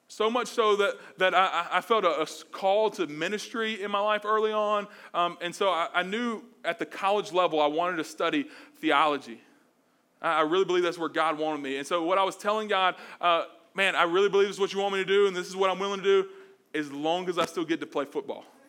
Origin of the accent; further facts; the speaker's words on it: Mobile, Alabama, United States; moved away; I'm from Mobile, Alabama, the South